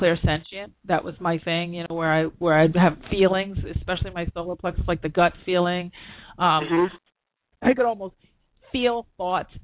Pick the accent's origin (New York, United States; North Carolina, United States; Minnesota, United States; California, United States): New York, United States; I'm a New Yorker